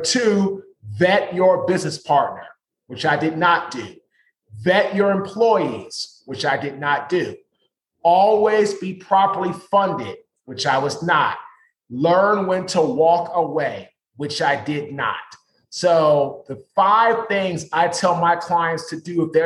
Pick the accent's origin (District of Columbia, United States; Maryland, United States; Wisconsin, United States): District of Columbia, United States; Washington; now in Raleigh, United States; I'm from Washington, D.C. I currently live in North Carolina, right outside of Raleigh